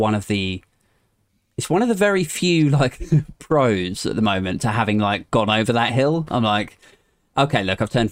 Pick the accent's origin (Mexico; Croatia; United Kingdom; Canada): United Kingdom; Maidenhead, South East England; now in Aldershot, United Kingdom; my hometown of Maidenhead